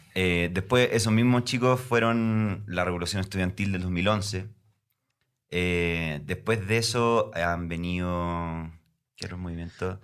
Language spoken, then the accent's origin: Spanish; Concepción, Biobío, Chile; now in Santiago, Chile; soy de Concepción, Chile, una ciudad más o menos al